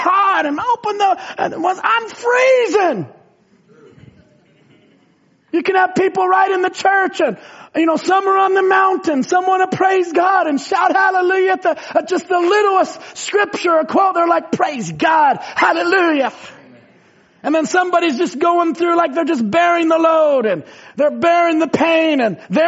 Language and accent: English; Indiana, United States; we were raised in Indiana where there's tornadoes